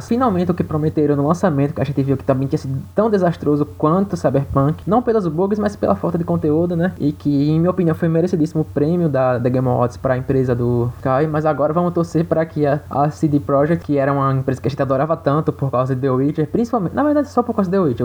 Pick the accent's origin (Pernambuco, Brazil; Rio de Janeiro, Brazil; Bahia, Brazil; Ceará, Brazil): Bahia, Brazil; Eu sou da Bahia